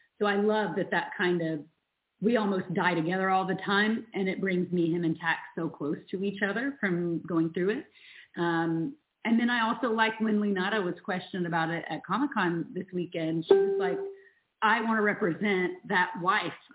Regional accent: the South, United States; I'm from the South

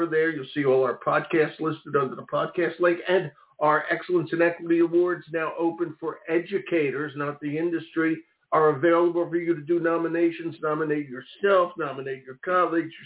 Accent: Philadelphia, Pennsylvania, United States; my hometown of Philadelphia

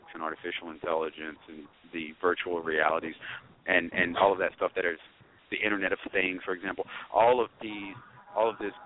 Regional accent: United States

